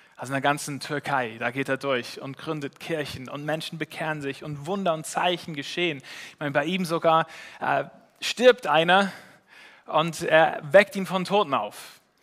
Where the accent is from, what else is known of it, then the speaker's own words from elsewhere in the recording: Switzerland; als Schweizer